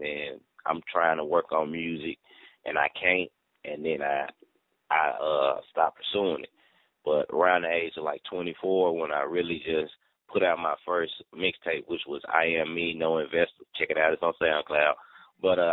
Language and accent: English; the South, United States; I'm from the South. So, you know, I just actually just, I don't know how, just dropped the R